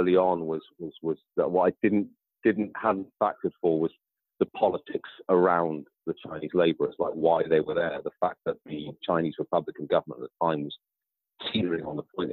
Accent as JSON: {"language": "English", "country": "United Kingdom", "tie": "born or raised there", "said": "I grew up in Britain all my life and half my family are white British"}